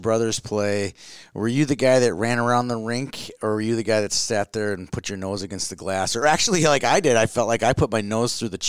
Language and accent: English; Minnesota, United States; growing up in Minnesota